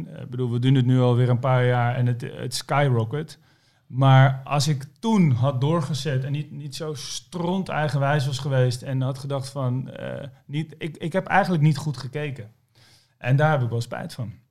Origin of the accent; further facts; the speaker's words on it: Almere, Flevoland, Netherlands; Ik ben opgegroeid in Almere